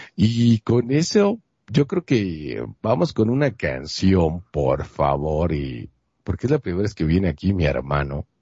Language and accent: Spanish; Monterrey, Nuevo León, Mexico; yo soy de Monterrey, Nuevo León, México